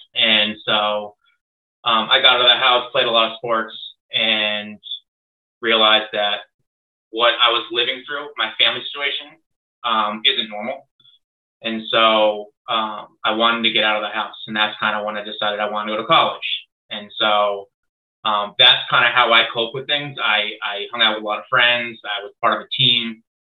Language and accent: English; Longmeadow, Massachusetts, United States; I grew up in Long Meadow, Mass, which is a very uh, well off town.